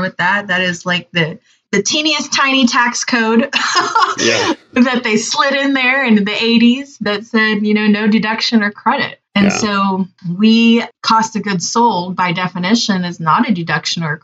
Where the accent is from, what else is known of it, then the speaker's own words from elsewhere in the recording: Southern California, United States; now in Oklahoma, United States; I'm originally from Southern California